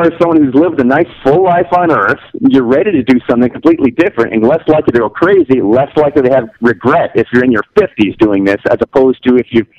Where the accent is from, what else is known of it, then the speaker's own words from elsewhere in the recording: Detroit, Michigan, United States; moved away as an adult; now in New Mexico, United States; I grew up in Detroit, and we moved out here 9 years ago.